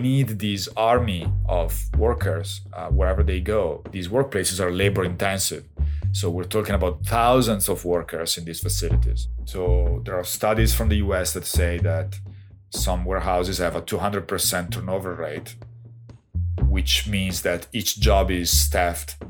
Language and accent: English; Castel San Giovanni, Emilia-Romagna, Italy; now in Toronto, Canada; a little town in the province of Piacenza, my hometown.